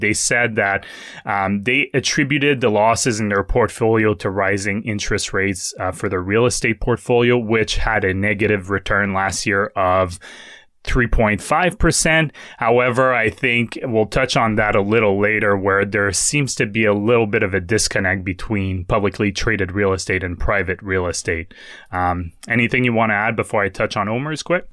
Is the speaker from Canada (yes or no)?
yes; Quebec, Canada; moved away as an adult; I grew up in Quebec for most of my life, so up until I was twenty-two